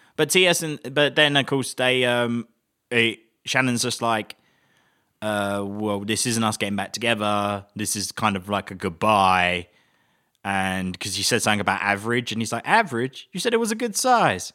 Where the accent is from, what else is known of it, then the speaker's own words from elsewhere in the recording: England, United Kingdom; as an Englishman